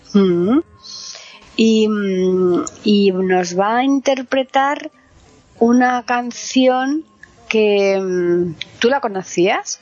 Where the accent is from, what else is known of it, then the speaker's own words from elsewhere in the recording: Alcalá de Guadaíra, Andalusia, Spain; moved away; yo donde yo vivía en Alcalá de Guadaira estaba muy cerca la base de Borón de la frontera y, y, entonces había americanos que vivían allí en mi pueblo